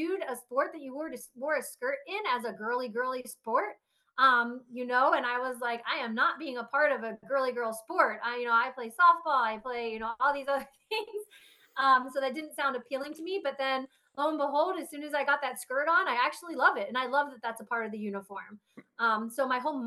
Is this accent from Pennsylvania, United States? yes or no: yes; Harrisburg, Pennsylvania, United States; I grew up in Harrisburg, Pennsylvania, close to Hershey.